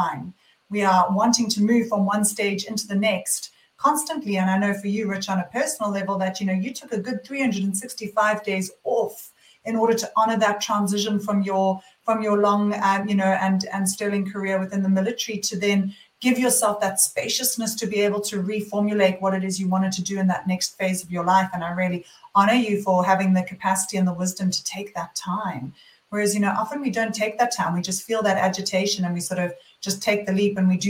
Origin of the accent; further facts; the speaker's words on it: South Africa; moved away as an adult; also born or lived in London, United Kingdom / Sydney, Australia; now in Byron Bay, Australia; I am actually born and bred in South Africa. And I left South Africa when I finished university when I was 21 years old.